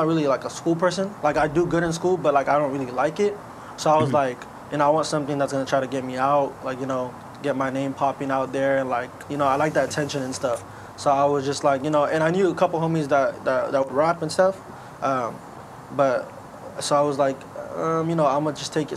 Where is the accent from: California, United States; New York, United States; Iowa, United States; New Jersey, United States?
California, United States; Anaheim; I'm from Anaheim, California, born and raised.